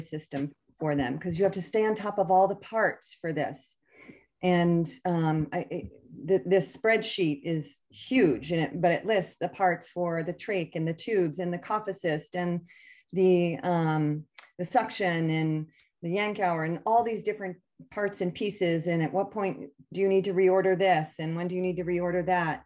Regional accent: Connecticut, United States; we grew up in Connecticut

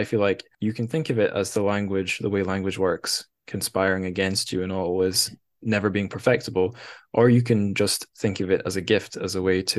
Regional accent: Scotland, United Kingdom; I'm from Scotland

